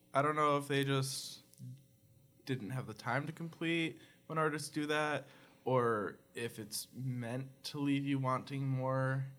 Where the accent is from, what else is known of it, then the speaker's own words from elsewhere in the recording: New York, United States; I'm from New York